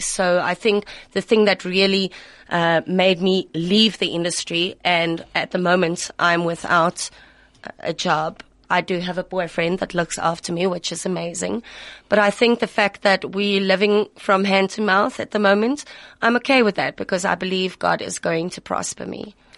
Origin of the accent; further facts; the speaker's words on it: Pretoria, Gauteng, South Africa; in Pretoria. And this is my hometown